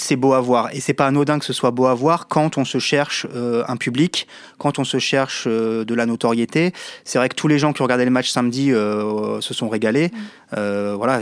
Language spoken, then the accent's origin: French; France; chez nous en France